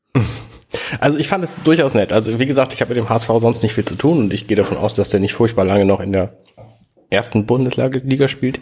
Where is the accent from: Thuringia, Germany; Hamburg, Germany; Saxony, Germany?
Hamburg, Germany; ich bin Hamburger